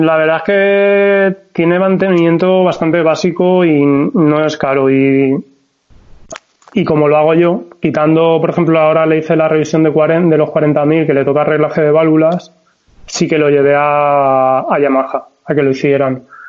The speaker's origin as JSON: {"language": "Spanish", "region": "Valencian Community", "country": "Spain", "said": "soy de Valencia, bueno, un pueblecito de Valencia"}